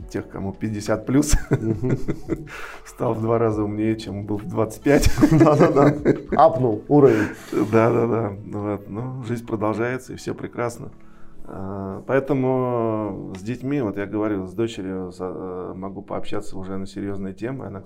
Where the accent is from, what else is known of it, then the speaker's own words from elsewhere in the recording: Moscow, Russia; born there; А, ну, вообще я родился в Москве, закончил свой вуз в 89 году.